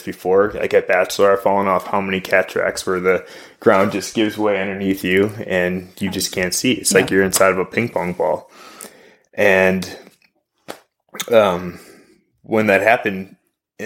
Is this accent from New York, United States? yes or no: no; Wisconsin, United States; now in Oregon, United States; brought me out to Oregon from Wisconsin originally.